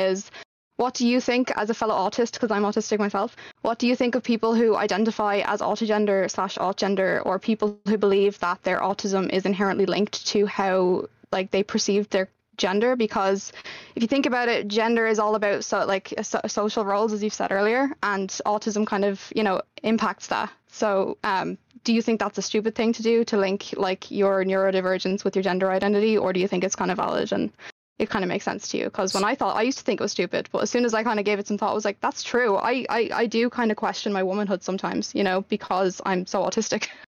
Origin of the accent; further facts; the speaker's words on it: Ireland; as an Irish person